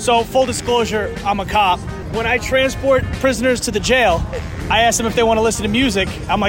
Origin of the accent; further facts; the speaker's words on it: New York City, New York, United States; Bronx, New York.